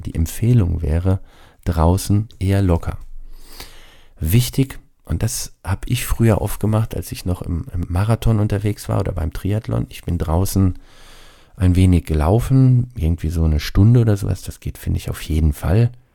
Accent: Rhine-Neckar region, Baden-Württemberg, Germany; ich bin ja aus der Rhein-Neckar-Region hier, also Heidelberg, Mannheim, so die Gegend

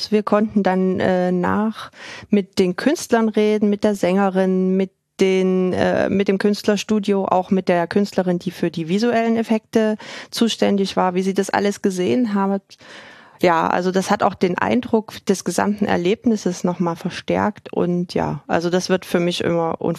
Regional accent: Dresden, Saxony, Germany; Also das absolute Highlight am Projekt war für mich als Dresdnerin äh, ein Kunden und dann nicht nur ein Dresdner Kunden

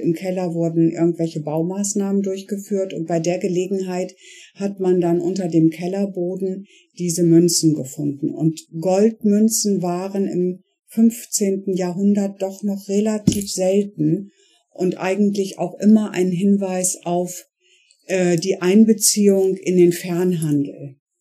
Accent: Bremen, Germany; moved away as an adult; also born or lived in Hamburg / Flensburg; now in Meldorf, Germany; ich äh, bin eigentlich äh, gebürtige Bremerin

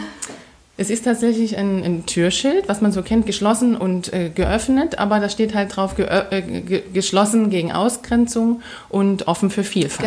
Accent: Saxony, Germany; als Sächsin

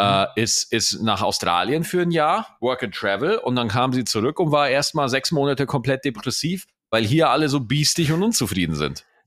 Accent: Germany; bei uns in Deutschland

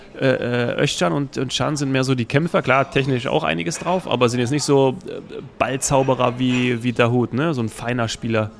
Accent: Hesse, Germany; als Hesse

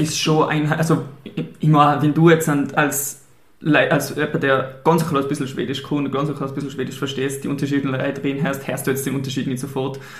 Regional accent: St. Ulrich am Pillersee, Tyrol, Austria; also born or lived in Sweden; ich komme aus Österreich, aus der Stadt, jetzt habe ich gesagt, die Stadt St. Ulrich

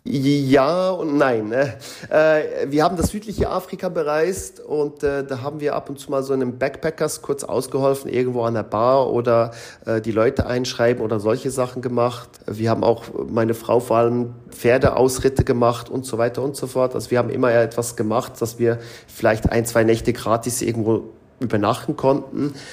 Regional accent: Switzerland; moved away as an adult; also born or lived in Mexico; now in Curaçao; als Schweizer, wo halt vieles in der Schweiz durchorganisiert ist

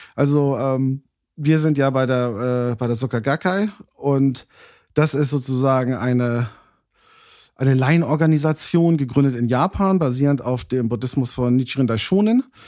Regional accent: Hamburg, Germany; moved away as an adult; also born or lived in London; gebürtiger Hamburger, also hier geboren, Hamburg-Altona.

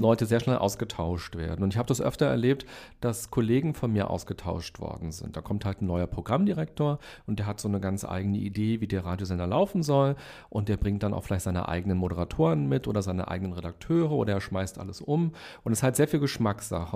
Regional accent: Berlin, Germany; also born or lived in Hellersdorf, Berlin; Ich bin in Weißensee aufgewachsen

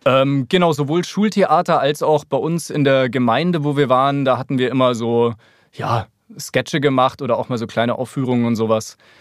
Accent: Munich, Bavaria, Germany; moved away as an adult; also born or lived in Grünwald; now in Berlin, Germany; als Münchner

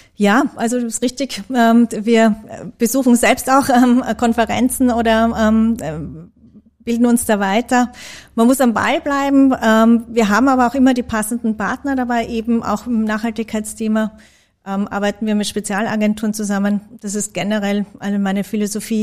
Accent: Graz, Styria, Austria; ich bin geborene Grazerin

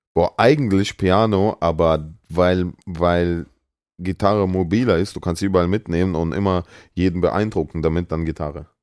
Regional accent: Germany; also born or lived in Russia; ich wohne seit ich sechs bin hier, fünf, sechs

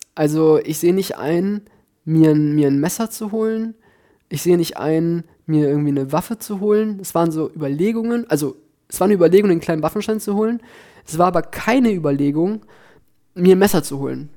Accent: near Düsseldorf, North Rhine-Westphalia, Germany; moved away as an adult; now in Berlin, Germany; ich komme halt aus der Nähe von Düsseldorf. Ich bin zwar auf dem Land groß geworden

